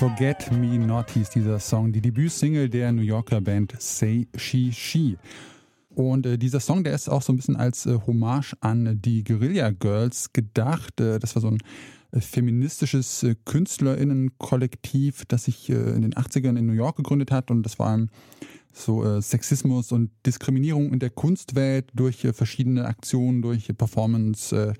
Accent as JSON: {"language": "German", "region": "rural Hesse", "country": "Germany", "tie": "born or raised there", "moved": "as an adult", "lives_now": "Saxony, Germany", "said": "da, wo ich aufgewachsen bin, in der hessischen Provinz"}